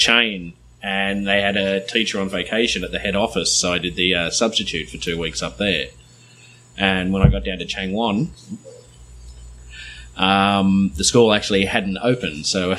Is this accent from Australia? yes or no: yes; Sydney, New South Wales, Australia; moved away as an adult; now in South Korea; Sydney, Australia, Maroubra Beach.